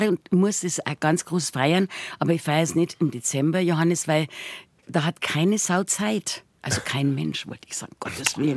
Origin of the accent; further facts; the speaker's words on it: Munich, Bavaria, Germany; Und dann bin ich im Waldfluss aufgewachsen und ich war